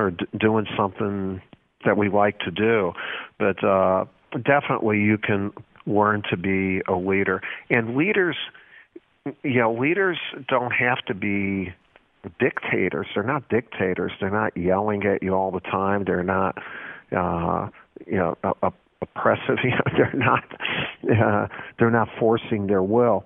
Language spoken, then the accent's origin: English; Chicago, Illinois, United States; the guys I grew up in Columbus Schoolyard in Chicago